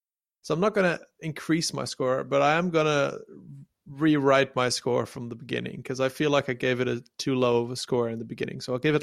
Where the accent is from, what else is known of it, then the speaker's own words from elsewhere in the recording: Sri Lanka; I'm from Ceylon. Somebody in my family knows this.